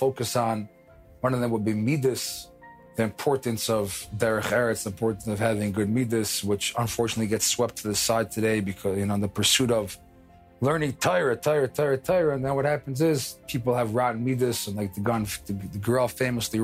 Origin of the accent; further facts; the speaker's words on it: New York City, New York, United States; moved away as an adult; also born or lived in Israel; now in Jerusalem, Israel; I grew up in Far Rockaway, New York